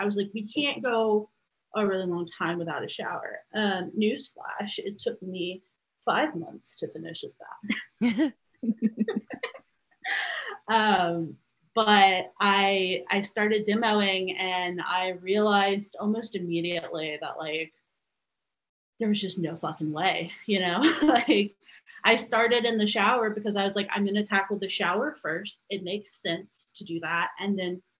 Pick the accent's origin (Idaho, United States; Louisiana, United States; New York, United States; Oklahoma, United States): Louisiana, United States; now in Chicago suburbs, United States; I'm from Louisiana. And we currently live in the Chicago suburbs. So, my whole family is back in Louisiana.